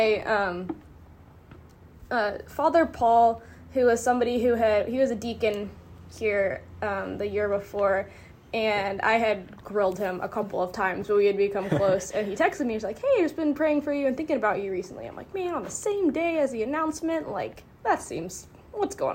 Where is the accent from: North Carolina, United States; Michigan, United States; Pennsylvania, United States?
North Carolina, United States; now in Atlanta, United States; I'm originally from North Carolina